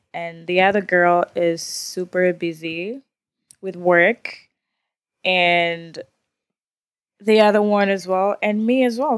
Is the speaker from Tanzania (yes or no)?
yes; Tanzania; moved away; from Tanzania.